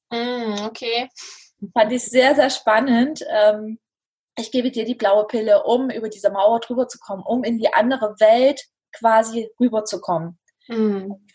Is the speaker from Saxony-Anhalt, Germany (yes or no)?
yes; Dessau, Saxony-Anhalt, Germany; ich komme aus Dessau und ähm, ja, ich lebe hier mit meiner kleinen Familie